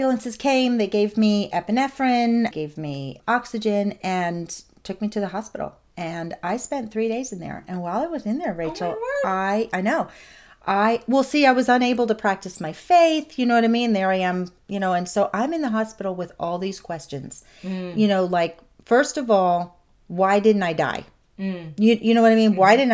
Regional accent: Nazareth, Pennsylvania, United States; moved away; I ended up in my hometown of Nazareth with a girlfriend

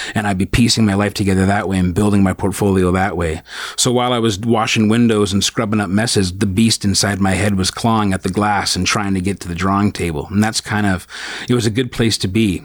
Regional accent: St. Catharines, Ontario, Canada; also born or lived in Brampton / Thornhill; I spent most of my formative years growing up in St. Catharines

